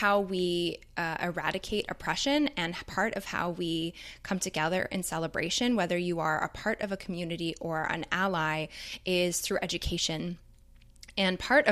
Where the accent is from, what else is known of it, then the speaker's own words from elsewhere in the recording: Toronto, Ontario, Canada; growing up in Toronto